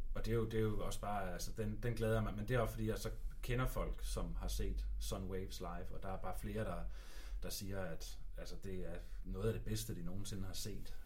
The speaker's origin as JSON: {"language": "Danish", "country": "Denmark", "said": "jeg er fra Danmark"}